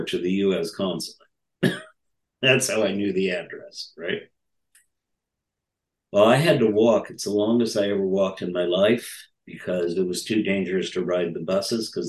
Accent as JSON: {"language": "English", "country": "United States", "said": "I'm an American student."}